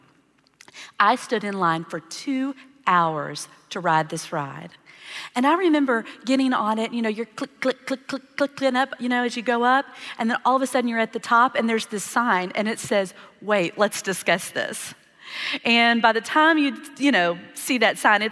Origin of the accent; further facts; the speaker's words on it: Texas, United States; I grew up in Texas